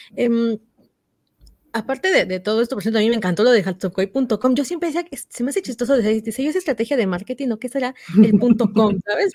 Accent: Oaxaca, Mexico; mis paisanas eh, de Oaxaca, somos de Oaxaca

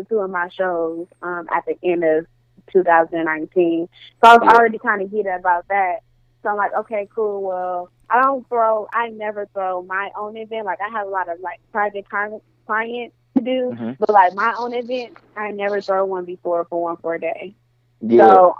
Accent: Milwaukee, Wisconsin, United States; now in Atlanta, United States; I'm from Milwaukee, Wisconsin.

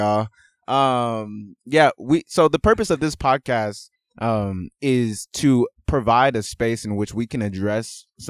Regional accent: Nigeria; And I'm Nigerian.

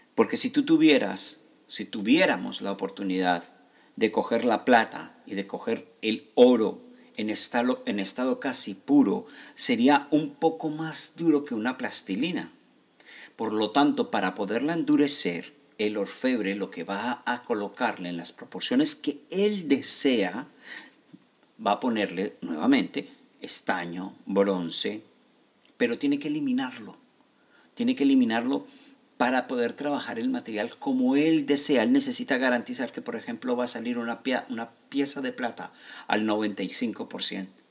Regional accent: Colombia; gente como yo, que somos de Colombia

